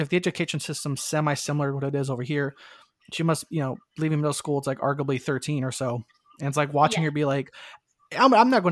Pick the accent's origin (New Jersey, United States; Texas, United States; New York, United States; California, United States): California, United States; Southern; I grew up in Southern California